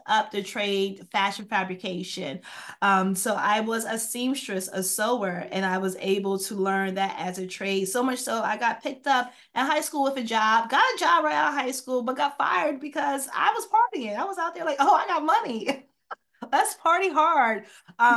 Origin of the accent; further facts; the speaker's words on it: central and southern New Jersey, United States; also born or lived in Atlantic City, New Jersey / Pleasantville, New Jersey; I am from New Jersey, central and southern New Jersey. So I grew up in Mercer County, Burlington County, spent some time in Atlantic City, Pleasantville area as well.